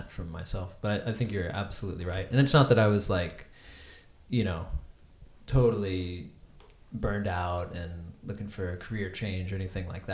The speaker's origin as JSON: {"language": "English", "region": "Texas", "country": "United States", "said": "I'm from Texas"}